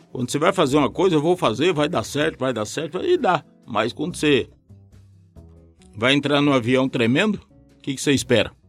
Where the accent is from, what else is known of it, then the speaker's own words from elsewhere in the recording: Umuarama, Paraná, Brazil; now in Curitiba, Brazil; eu, quando mudei em Curitiba, que eu vim da cidade de Umuarama